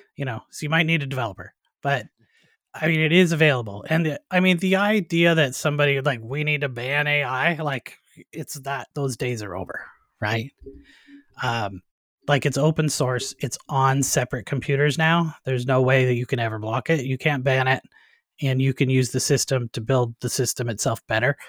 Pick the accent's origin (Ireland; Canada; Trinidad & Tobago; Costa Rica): Canada; moved away as an adult; also born or lived in United States / Nova Scotia; I'm originally a Canadian as well